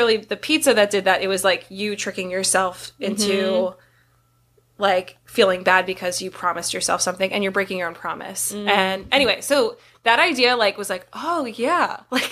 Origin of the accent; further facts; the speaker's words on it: Harrisburg, Pennsylvania, United States; my old stomping grounds, my hometown